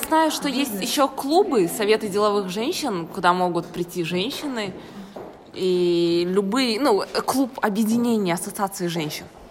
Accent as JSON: {"language": "Russian", "town": "Karaganda", "region": "Karaganda Region", "country": "Kazakhstan", "said": "я с Караганды"}